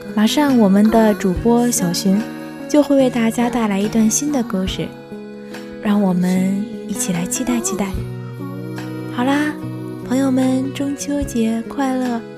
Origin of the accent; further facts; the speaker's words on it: China; 我们中国人